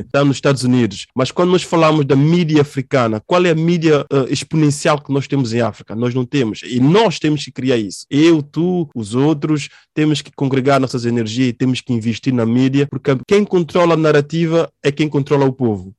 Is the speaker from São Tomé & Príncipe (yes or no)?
yes; São Tomé & Príncipe; Sobre a minha infância em Santo Tomé e Príncipe. Eu tive uma infância muito difícil